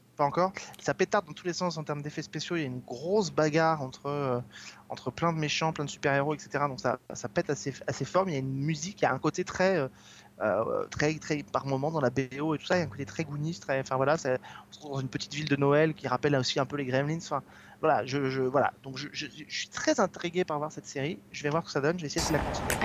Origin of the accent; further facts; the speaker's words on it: France; chez nous en France